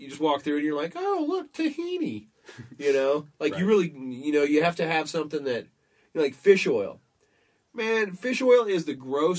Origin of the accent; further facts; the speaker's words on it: Southern United States, United States; accent: southern; with my southern accent